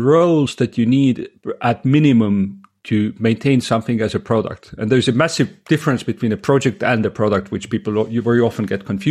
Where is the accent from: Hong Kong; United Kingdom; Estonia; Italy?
Estonia; also born or lived in United States; I'm Estonian, born and raised in Estonia